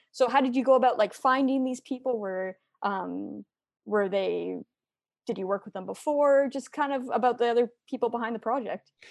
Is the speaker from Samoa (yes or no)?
no; Kitchener, Ontario, Canada; I'm from Kitchener as well